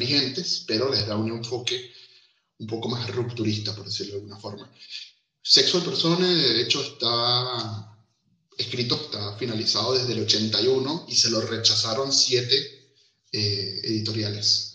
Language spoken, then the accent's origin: Spanish; Venezuela; moved away as an adult; now in Uruguay; Yo soy venezolano, seguro se me nota en esto